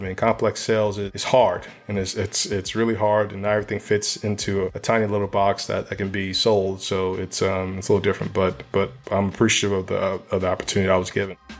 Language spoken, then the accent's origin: English; New Orleans, Louisiana, United States; moved away as an adult; also born or lived in Dallas; I came from Dallas to New Orleans to run the area.